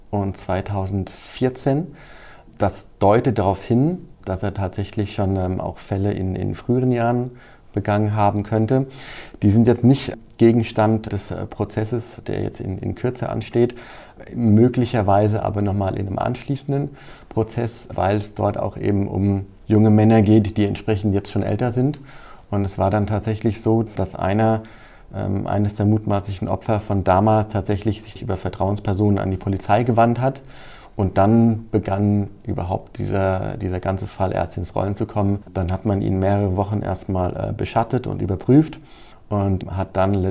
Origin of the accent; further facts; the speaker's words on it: Hesse, Germany; ich komme ja selbst aus dem Kreis Groß-Gerau